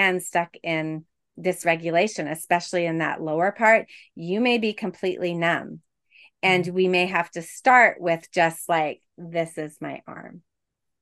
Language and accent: English; Quebec, Canada; now in Toronto, Canada; I'm from Quebec